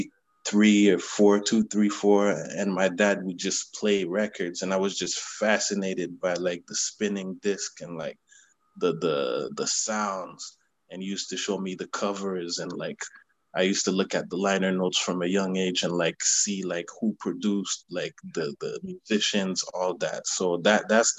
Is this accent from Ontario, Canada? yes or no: yes; Ottawa, Ontario, Canada; I'm from Ottawa, Canada. Capital, the national capital of the country. Yeah, my parents are from Haiti, but I've been here my whole life, basically.